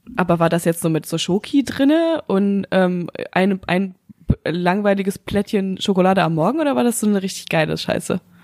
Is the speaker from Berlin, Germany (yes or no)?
no; North Rhine-Westphalia, Germany; bei uns in Nordrhein-Westfalen